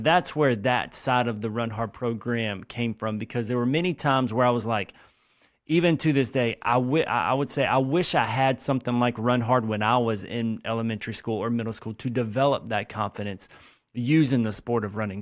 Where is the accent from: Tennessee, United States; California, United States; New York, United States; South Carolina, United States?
South Carolina, United States; Lexington; I grew up here in Lexington, South Carolina.